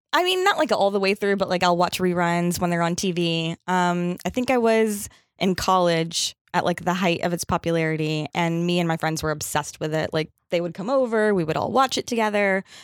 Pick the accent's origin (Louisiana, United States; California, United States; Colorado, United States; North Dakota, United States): Louisiana, United States; moved away as an adult; now in New York, United States; I'm from Louisiana. I went to college in Louisiana.